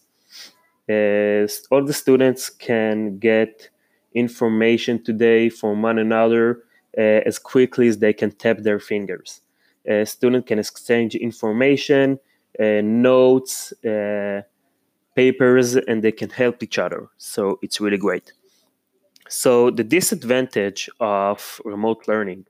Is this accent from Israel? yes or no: yes; Israel; also born or lived in Holon, Israel; I'm from Israel. I live in Holon, Mikve Israel.